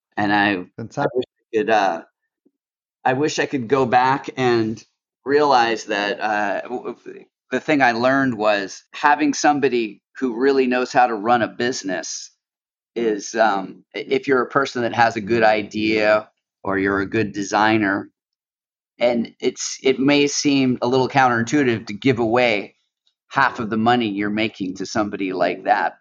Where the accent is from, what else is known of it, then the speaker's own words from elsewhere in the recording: Los Angeles, California, United States; now in New York, United States; I grew up in Los Angeles